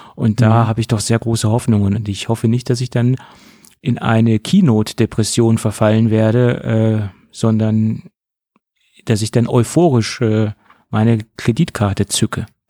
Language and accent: German; Germany